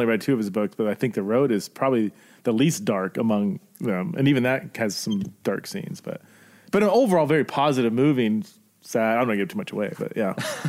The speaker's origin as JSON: {"language": "English", "town": "Simi Valley", "region": "California", "country": "United States", "said": "I came from Simi Valley and I feel like there's a decent amount there"}